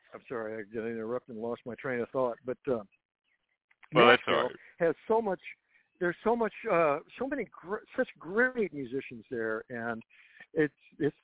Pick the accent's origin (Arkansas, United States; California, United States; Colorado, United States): Colorado, United States; Denver; moved away as an adult; also born or lived in Nashville; I grew up in Denver, the mountains